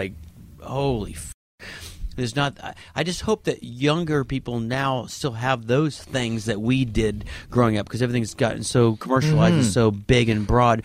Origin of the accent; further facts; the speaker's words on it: Orlando, Florida, United States; also born or lived in Cocoa Beach, Florida; I grew up in Cocoa Beach and then Orlando